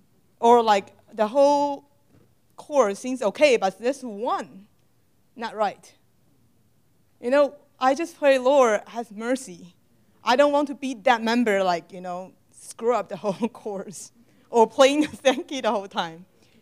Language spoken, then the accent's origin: English; Houston, Texas, United States; English is a second language; I'm from Houston. This semester, we have something new in the church in Houston.